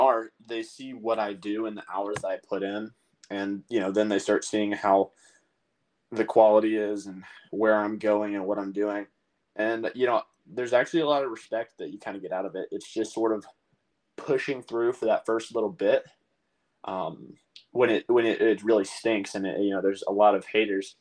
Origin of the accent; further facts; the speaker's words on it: North Carolina, United States; growing up in North Carolina